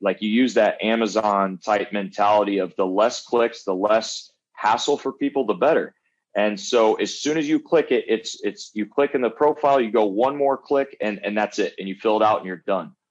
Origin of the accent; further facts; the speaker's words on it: Jacksonville, Illinois, United States; moved away as an adult; also born or lived in Chesterfield, Missouri; now in Dallas, United States; my hometown, Jacksonville, Illinois.